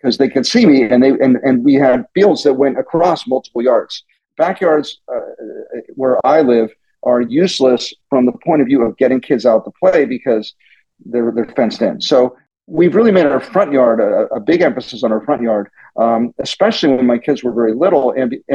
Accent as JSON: {"language": "English", "town": "Pittsburgh", "region": "Pennsylvania", "country": "United States", "tie": "born or raised there", "moved": "yes", "lives_now": "Silicon Valley, United States"}